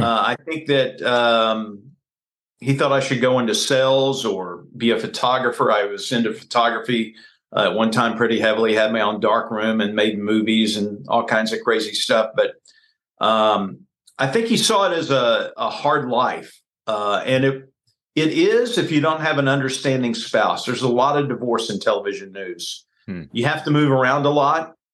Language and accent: English; Baytown, Texas, United States; moved away as an adult; also born or lived in Waco, Texas / West Palm Beach, Florida / Dallas, Texas; now in Kansas City, United States; I I grew up in Baytown, Texas, which is 20 miles east of Houston on the Houston Ship Channel